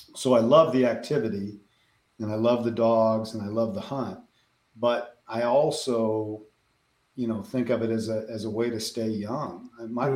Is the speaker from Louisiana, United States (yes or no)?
no; Denver, Colorado, United States; moved away as an adult; now in Western Kansas, United States; I grew up in the Denver metro area